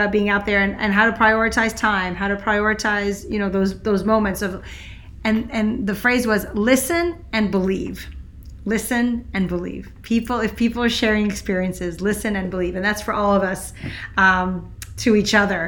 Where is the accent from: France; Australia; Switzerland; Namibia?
Switzerland; I grew up in Switzerland, which has seven presidents all at once